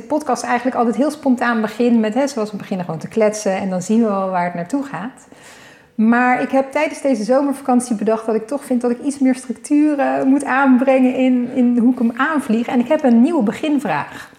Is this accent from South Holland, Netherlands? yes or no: yes; Leiden, South Holland, Netherlands; we komen hier allebei ook vandaan